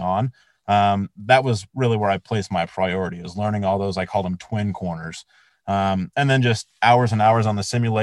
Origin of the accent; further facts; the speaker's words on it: Colorado Springs, Colorado, United States; growing up in Colorado Springs, like I look at Pike's Peak every single morning when I wake up